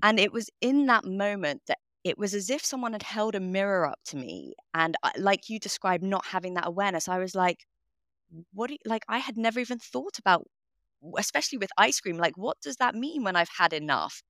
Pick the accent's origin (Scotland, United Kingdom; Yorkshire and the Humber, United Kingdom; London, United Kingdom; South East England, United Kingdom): London, United Kingdom; I grew up in London, in northwest London